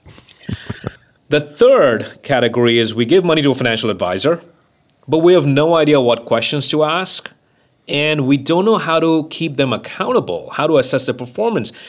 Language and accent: English; Mumbai, Maharashtra, India; moved away; growing up in Mumbai in that small apartment